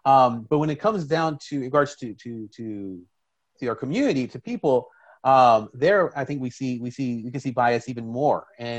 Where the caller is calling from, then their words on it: Washington, District of Columbia, United States; so I'm speaking from Washington, D.C.